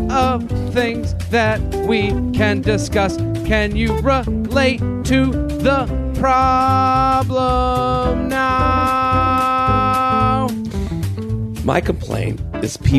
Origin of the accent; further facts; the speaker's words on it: United States; I'm an American